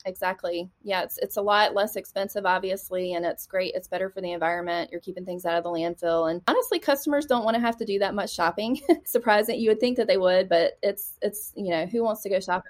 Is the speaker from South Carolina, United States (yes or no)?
yes; Lugoff, South Carolina, United States; also born or lived in Charleston, South Carolina; I grew up in a really small town in South Carolina called Lugoff, South Carolina